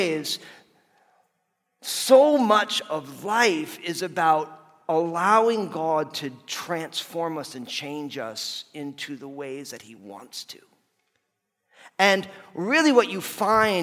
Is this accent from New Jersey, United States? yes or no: yes; New Jersey, United States; moved away; I'm all Italian from New Jersey